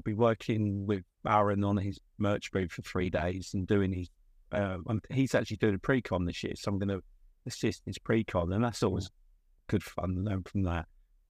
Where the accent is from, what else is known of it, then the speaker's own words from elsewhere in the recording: England, United Kingdom; Yeah, I'm from England.